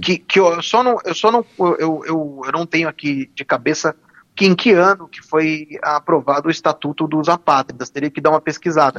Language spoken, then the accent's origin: Portuguese; Brazil; Nós nascemos aqui no Brasil e pronto, nós somos brasileiros